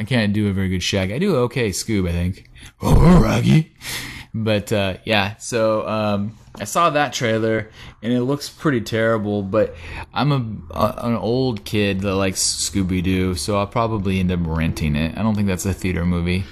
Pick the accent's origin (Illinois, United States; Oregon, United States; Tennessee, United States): Oregon, United States; we're from Oregon.